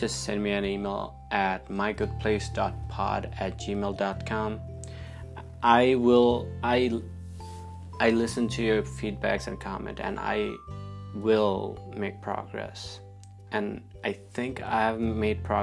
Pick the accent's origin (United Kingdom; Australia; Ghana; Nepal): Nepal; now in United States; I was born in Nepal, and Nepal's primary religion is Hinduism